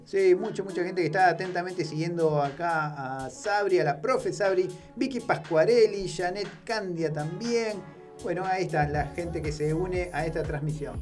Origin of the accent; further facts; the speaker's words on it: Rosario, Santa Fe, Argentina; desde Barrio Belgrano, nuestro barrio